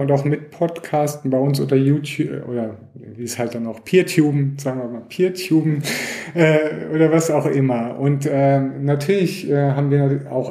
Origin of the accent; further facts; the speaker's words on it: Germany; ich komme auch ursprünglich aus Deutschland